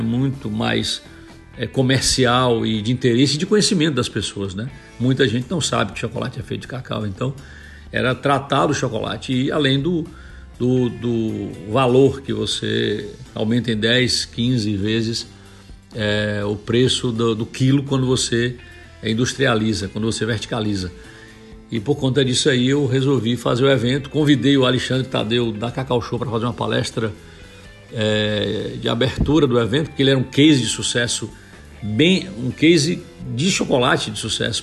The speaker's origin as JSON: {"language": "Portuguese", "town": "Guanambi", "region": "Bahia", "country": "Brazil", "also_born_or_lived": "Ilhéus, Bahia", "moved": "as an adult", "said": "Eu sou de Guanambi do Sertão, da Bahia"}